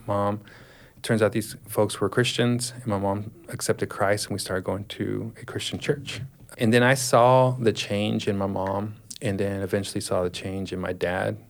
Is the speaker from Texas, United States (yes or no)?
yes; Dallas, Texas, United States; I was born in 1981, so I grew up in Dallas, Texas